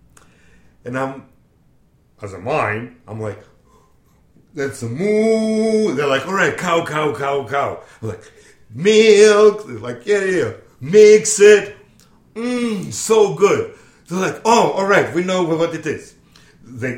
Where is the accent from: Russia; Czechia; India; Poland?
Russia; English is a second language; moved away as an adult; now in Lynn, United States; I'm from Russia, I'm 24 years old, I'm dental technician